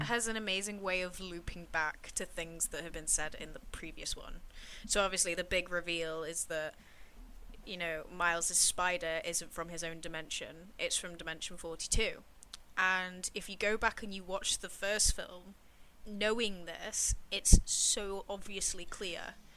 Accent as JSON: {"language": "English", "region": "England", "country": "United Kingdom", "said": "I, felt represented as an English person"}